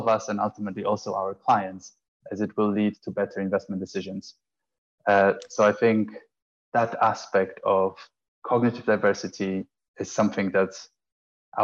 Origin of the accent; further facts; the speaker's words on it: Poland; moved away as an adult; also born or lived in Italy; now in London, United Kingdom; I'm originally from Poland, studied in Italy, and then moved to London in 2009.